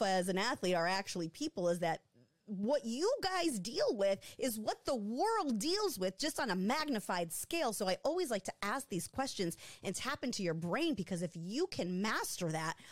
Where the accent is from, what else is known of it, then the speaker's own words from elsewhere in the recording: Michigan, United States; moved away as an adult; People in Michigan, I'd been gone for almost 10 years